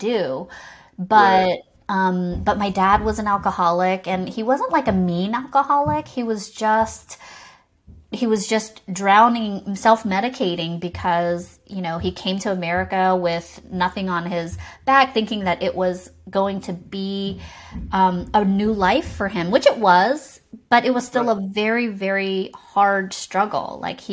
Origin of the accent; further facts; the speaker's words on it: Savannah, Georgia, United States; accent: Southern; I was born and raised in Savannah, Georgia, and my parents were immigrants